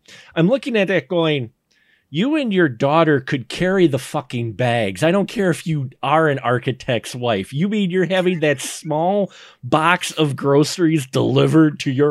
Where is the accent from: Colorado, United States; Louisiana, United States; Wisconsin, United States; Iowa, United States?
Wisconsin, United States; Milwaukee; I grew up in Milwaukee in urban areas